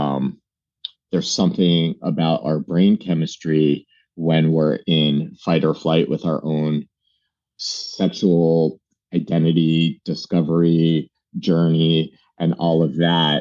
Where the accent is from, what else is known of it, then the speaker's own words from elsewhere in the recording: New Jersey, United States; moved away as an adult; also born or lived in Brooklyn, New York; now in New York City, United States; I'm a New Yorker. I was born in Brooklyn. I was raised in New Jersey